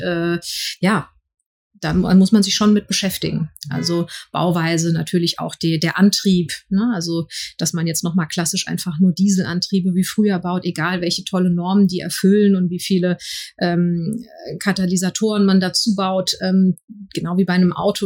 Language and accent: German; Frankfurt, Hesse, Germany; ich als gebürtige Frankfurterin